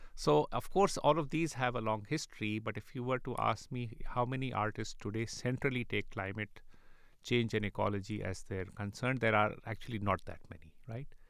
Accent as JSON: {"language": "English", "town": "Karachi", "region": "Sindh", "country": "Pakistan", "tie": "born or raised there", "moved": "yes", "said": "I grew up in Karachi"}